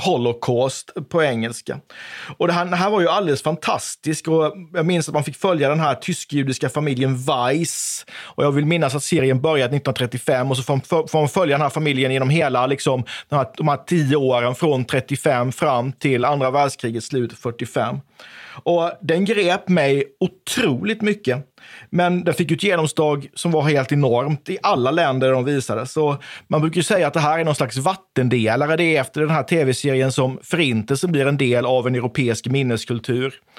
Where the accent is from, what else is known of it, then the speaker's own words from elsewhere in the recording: Oskarshamn, Kalmar County, Sweden; jag är uppvuxen i Oskarshamn